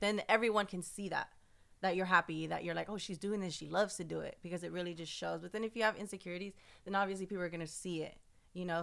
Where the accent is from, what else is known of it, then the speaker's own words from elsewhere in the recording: San Francisco, California, United States; I was born and raised in San Francisco.